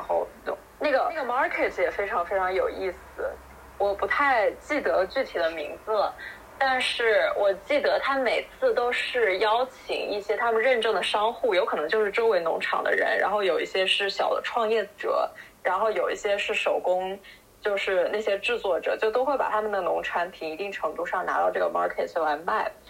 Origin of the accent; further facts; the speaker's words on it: China; 我们这种从小在国内长大，然后吃杂食